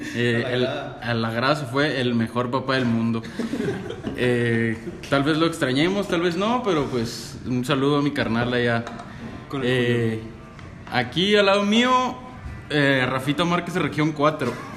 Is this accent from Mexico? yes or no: yes; Mexico; nos está preocupando a todos como mexicanos